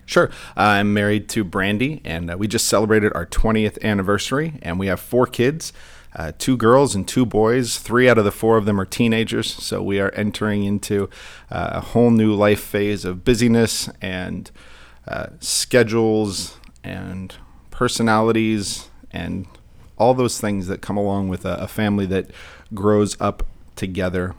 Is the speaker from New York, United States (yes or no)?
no; Santa Clarita, California, United States; I grew up in Santa Clarita, and I went to Canyon High School